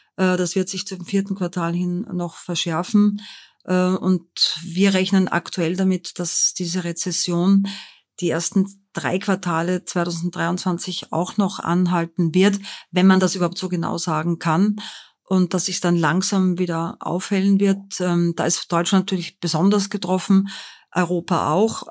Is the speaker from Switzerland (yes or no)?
no; Linz, Upper Austria, Austria; moved away as an adult; also born or lived in Vienna; now in Frankfurt, Germany; aus Linz in Oberösterreich